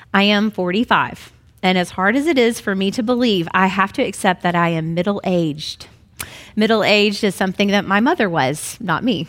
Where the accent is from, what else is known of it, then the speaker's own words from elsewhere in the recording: Memphis, Tennessee, United States; I was brought up in Memphis as a good Southern Baptist girl